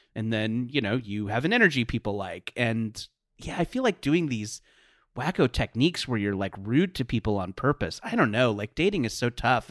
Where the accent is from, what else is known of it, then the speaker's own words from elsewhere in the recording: Orange County, California, United States; I grew up in Orange County in the nineties.